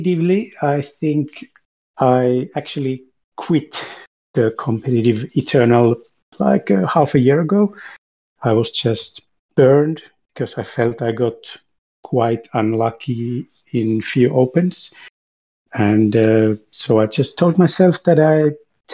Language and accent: English; Finland; I'm from Finland